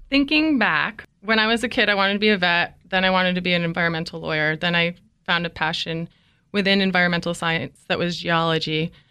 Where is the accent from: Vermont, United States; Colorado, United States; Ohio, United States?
Vermont, United States; also born or lived in New York; now in California, United States; Winters, for me, growing up in Vermont and also upstate New York, it just called to me. After college, moved to the city of Davis and worked in Folsom, California.